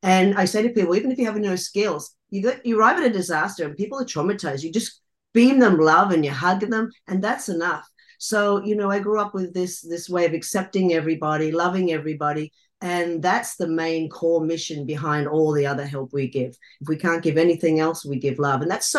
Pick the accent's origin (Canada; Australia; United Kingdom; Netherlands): Australia; I grew up in Australia, in the Australian bush.